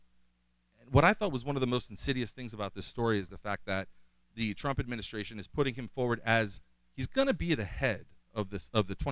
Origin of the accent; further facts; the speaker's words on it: Bay Shore, New York, United States; I'm born in Bayshore, Long Island